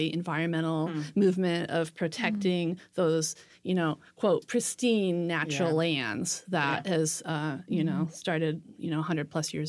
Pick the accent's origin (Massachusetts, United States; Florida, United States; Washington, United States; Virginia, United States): Washington, United States; Puget Sound area; I grew up in the Puget Sound area